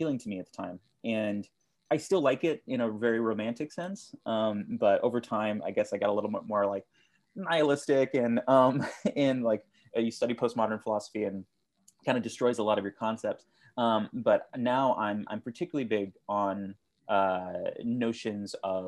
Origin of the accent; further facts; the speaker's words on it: South Texas, United States; also born or lived in Austin, Texas; I'm originally from South Texas